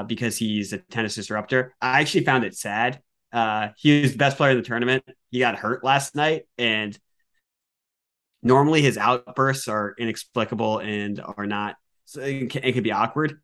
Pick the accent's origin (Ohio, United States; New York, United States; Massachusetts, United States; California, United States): Massachusetts, United States; Worcester; born and raised in Worcester, Massachusetts